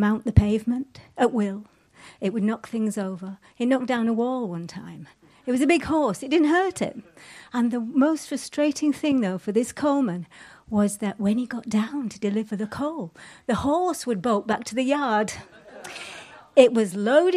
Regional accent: Yorkshire and the Humber, United Kingdom; I'm from Yorkshire.

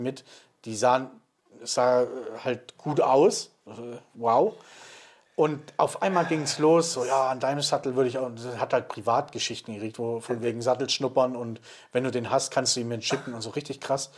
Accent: Swabia, Germany; bin ja Schwabe

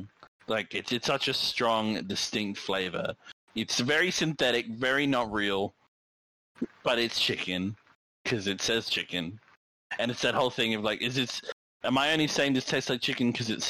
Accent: Australia; as an Australian

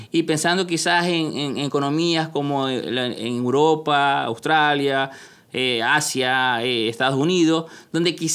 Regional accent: Peru; En la Escuela Nacional de Aduanas de Perú, en el ejemplo peruano. Como peruano.

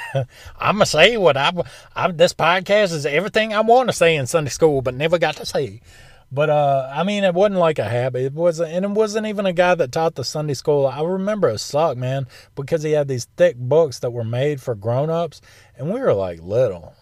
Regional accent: United States; that's being American

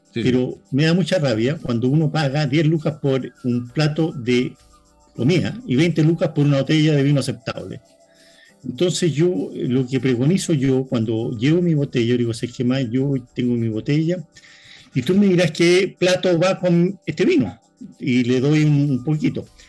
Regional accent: Chile; yo soy chileno

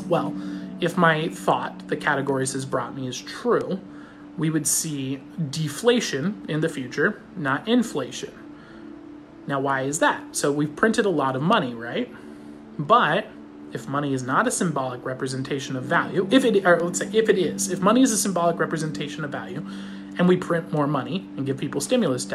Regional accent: Fullerton, California, United States; I grew up in Fullerton

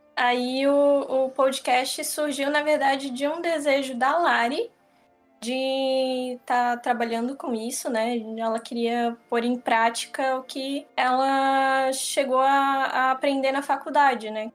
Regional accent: Santa Catarina, Brazil; accent: catarinense; eu sou catarinense mesmo

